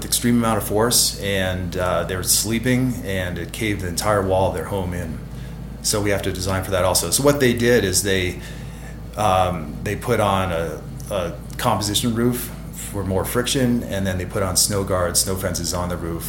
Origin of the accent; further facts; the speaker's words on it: Stowe, Vermont, United States; moved away as an adult; Yes, well, I came out from Stowe, Vermont, and we have a lot of light snow out there. So I wanted to head west and see, you know, some of the deep snow out in the Tahoe area.